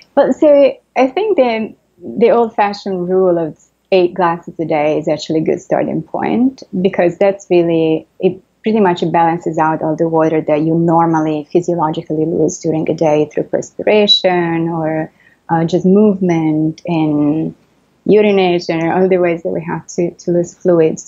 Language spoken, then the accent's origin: English; Italy; accent: Italian; English is a second language; moved away as an adult; also born or lived in France; now in New York, United States; I, am Italian, and as I'm sure everybody can, can tell from my accent